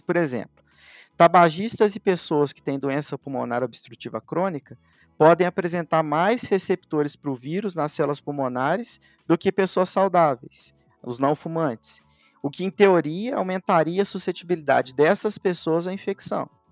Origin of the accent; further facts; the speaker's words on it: Elói Mendes, Minas Gerais, Brazil; moved away as an adult; also born or lived in Uberaba; eu sou mineiro, nasci numa cidadezinha lá do sul de Minas, chamada Eloy Mendes, onde a maior parte da minha família ainda vive